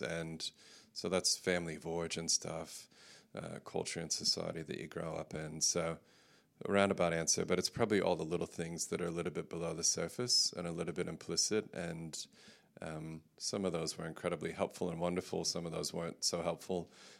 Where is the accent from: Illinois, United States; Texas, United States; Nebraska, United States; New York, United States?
Texas, United States; accent: mid-Pacific; now in Australia; Yes, my wife calls my accent mid-Pacific now, so it can be confusing. I've spent most of my life in Australia, so the majority of my life I've been here, but I was born and grew up in West Texas, in Central Texas, moved around a bit